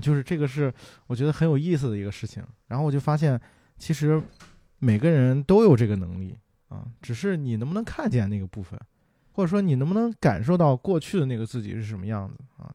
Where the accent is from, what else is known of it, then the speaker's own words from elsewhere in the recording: Qingdao, Shandong, China; 黄岛路，还有什么那个，呃，博山路那边儿，啊，就是因为小时候在那边儿长大的嘛